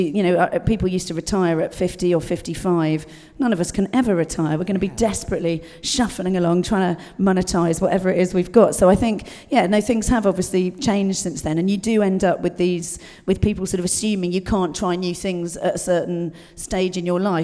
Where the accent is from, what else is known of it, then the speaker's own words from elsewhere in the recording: Dorset, South West England, United Kingdom; I was brought up in Dorset, rural Dorset